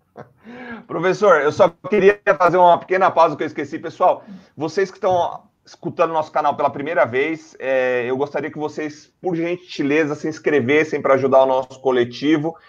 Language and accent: Portuguese; São Paulo, Brazil; Todos nós aqui somos da Zona Leste